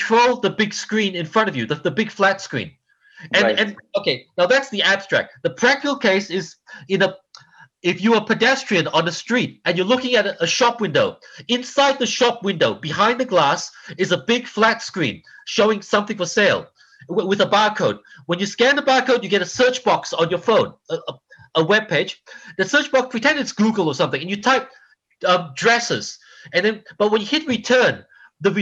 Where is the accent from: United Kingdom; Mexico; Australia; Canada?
Australia; moved away as an adult; also born or lived in Malaysia; now in Los Angeles, United States; I've lived here much longer than I have in Australia, where I'm from. And I'm a first generation Australian. I was born in Malaysia